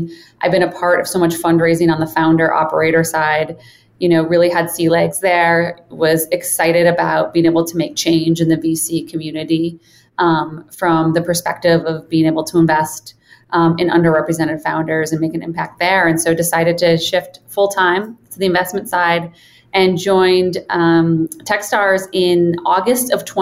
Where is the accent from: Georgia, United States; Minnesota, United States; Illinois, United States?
Minnesota, United States; Minneapolis; moved away as an adult; also born or lived in Boston / Chicago; now in Boulder, United States; Born and raised in Minneapolis, Minnesota, undergrad in Boston, and then spent most of my adult life in Chicago.